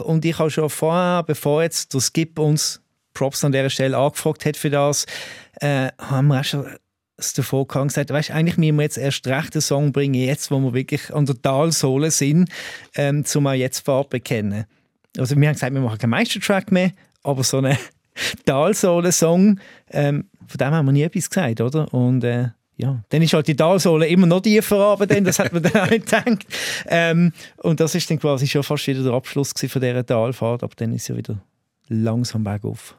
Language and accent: German; Allschwil, Basel-Landschaft, Switzerland; ich komme ja ursprünglich aus Allschwil.